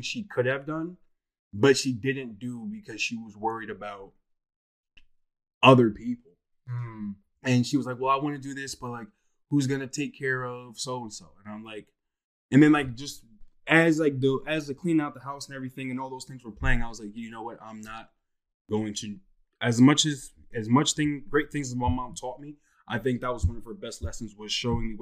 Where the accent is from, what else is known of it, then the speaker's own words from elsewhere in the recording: Bethlehem, Pennsylvania, United States; I'm actually from the Lehigh Valley area, Bethlehem, Pennsylvania